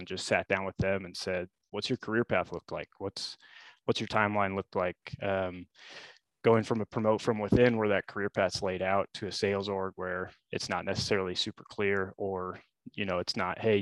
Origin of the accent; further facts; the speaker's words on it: Lincoln, Nebraska, United States; I was born and raised in Lincoln